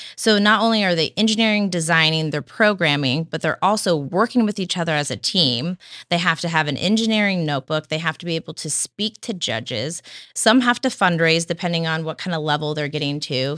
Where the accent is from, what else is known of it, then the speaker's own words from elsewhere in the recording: Santa Cruz, California, United States; also born or lived in Chico, California; I, I grew up in Santa Cruz, California